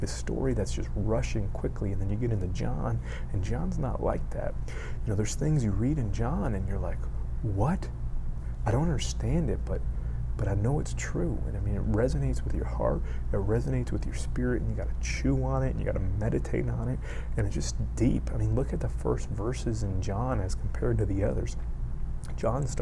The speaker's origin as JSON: {"language": "English", "town": "Miami", "region": "Florida", "country": "United States", "tie": "born or raised there", "said": "I grew up in Miami."}